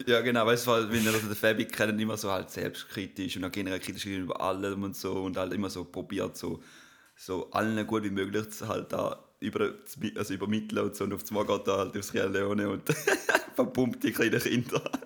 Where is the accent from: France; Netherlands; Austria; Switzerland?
Switzerland; Auch als Schweizer